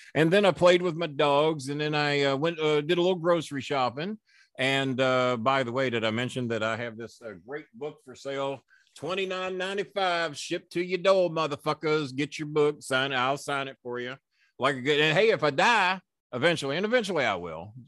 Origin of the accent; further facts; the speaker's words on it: Florida, United States; now in Louisville, United States; I was raised in Florida for the most of my